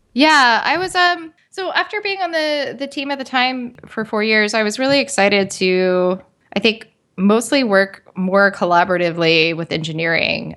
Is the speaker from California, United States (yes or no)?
no; West Virginia, United States; I grew up in uh, West Virginia